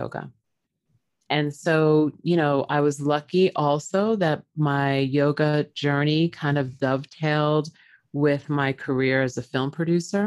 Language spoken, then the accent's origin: English; Long Island, New York, United States; I was born in New York on Long Island to parents that were very strict.